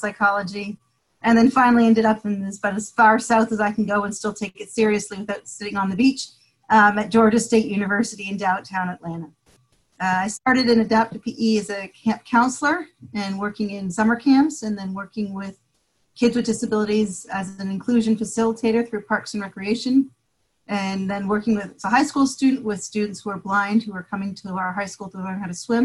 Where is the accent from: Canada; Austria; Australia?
Canada; Toronto, Ontario; moved away as an adult; also born or lived in Michigan / Indiana; now in United States; I'm originally from Toronto, Canada. And I grew up in Toronto